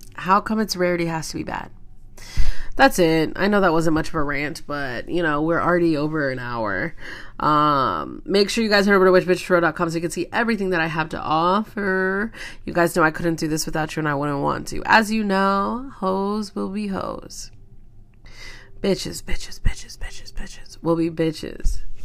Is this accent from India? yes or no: no; Kansas, United States; I'm from Kansas